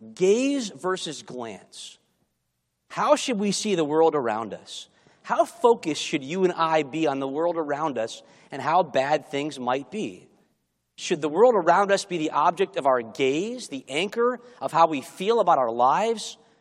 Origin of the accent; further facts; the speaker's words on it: Chicago, Illinois, United States; moved away; I grew up in Chicago, and learning to drive in Chicago